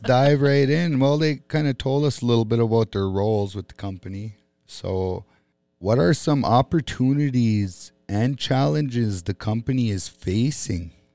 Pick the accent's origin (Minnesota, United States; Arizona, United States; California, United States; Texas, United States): Minnesota, United States; Bois Forte Band of Chippewa; I'm an Ojibwe from the Boys Fort Band of Chippewa Indians.